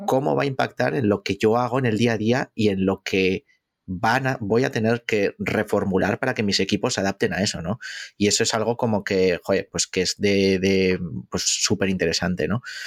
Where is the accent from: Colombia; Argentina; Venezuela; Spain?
Spain; Basque Country; yo como buen vasco